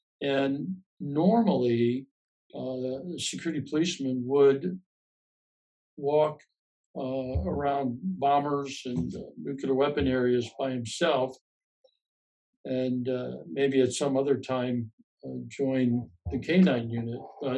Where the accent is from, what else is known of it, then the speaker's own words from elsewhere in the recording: Chicago, Illinois, United States; Growing up in Chicago